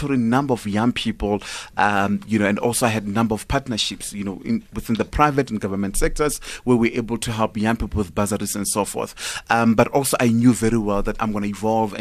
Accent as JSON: {"language": "English", "town": "Johannesburg", "region": "Gauteng", "country": "South Africa", "tie": "born or raised there", "also_born_or_lived": "Limpopo / Pretoria", "said": "I was born and bred here in Joburg."}